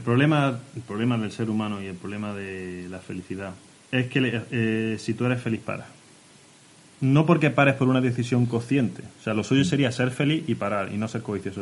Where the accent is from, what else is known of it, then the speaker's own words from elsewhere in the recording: Orce, Andalusia, Spain; Vengo de Orce